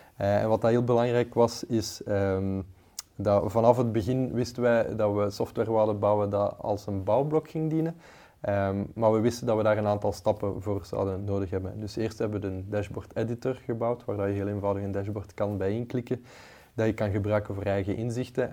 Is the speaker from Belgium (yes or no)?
yes; Leuven, Flanders, Belgium; ik ben zelf van het Leuvense